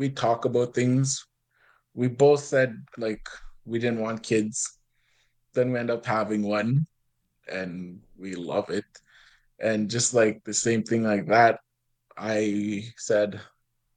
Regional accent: Kikino, Alberta, Canada; also born or lived in Lac La Biche; I'm from Kikino. It's a Métis settlement. I've been living here all my life

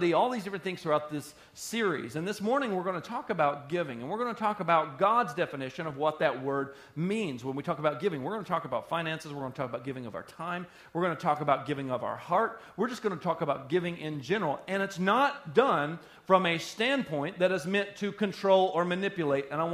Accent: Sheboygan County, Wisconsin, United States; We're all from Sheboygan County

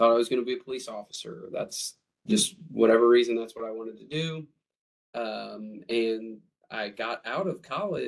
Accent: Jefferson City, Missouri, United States; moved away as an adult; now in Kansas City, United States; So I grew up here in Jefferson City, actually. That's where I spent my childhood.

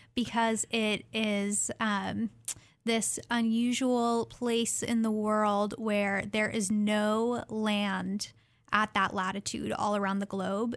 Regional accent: Fairbanks, Alaska, United States; now in Oregon, United States; I'm originally from Fairbanks, Alaska, and very happy to be living in Oregon now

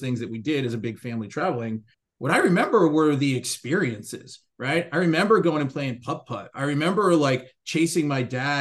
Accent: Washington, District of Columbia, United States; Growing up on the East Coast, I grew up in the Washington, D.C. area

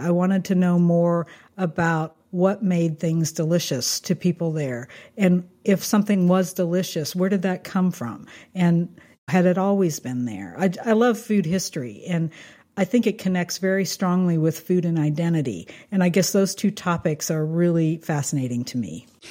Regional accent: Kansas, United States; I grew up in Kansas

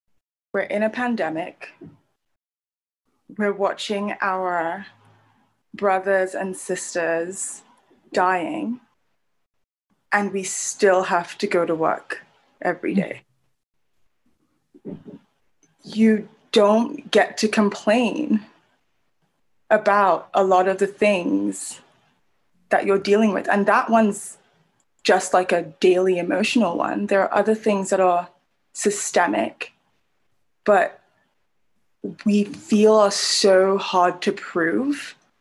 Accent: Nigeria; also born or lived in Brunei / United Kingdom / United States; I am Nigerian, which makes me very happy and very proud and boastful and makes me feel better than all other African people. I am a former resident of Brunei, the United Kingdom, the United States.

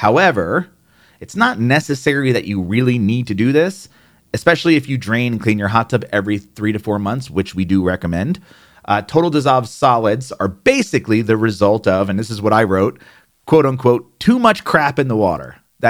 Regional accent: New Jersey, United States; accent: New Jersey; There I go. There's my New Jersey accent. It just popped out.

